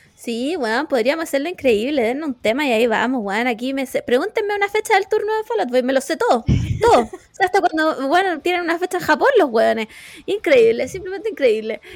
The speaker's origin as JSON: {"language": "Spanish", "town": "Quilicura", "region": "Santiago Metropolitan Region", "country": "Chile", "said": "soy aquí de Quilicura, representando a, la, a las comunas del norte, bien humilde, de familia humilde"}